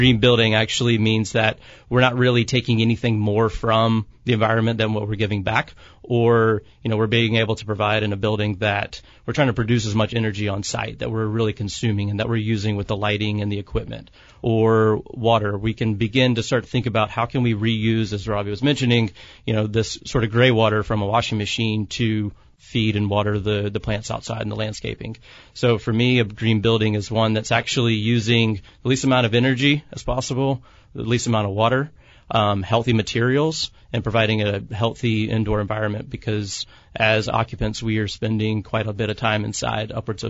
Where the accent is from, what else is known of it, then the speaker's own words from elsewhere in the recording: Savannah, Georgia, United States; now in San Diego, United States; I'm actually from the South, from Savannah, Georgia